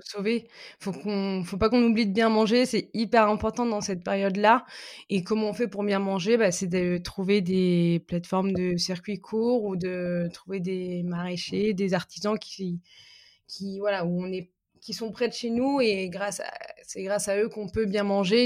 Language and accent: French; Lille, Hauts-de-France, France; je suis lilloise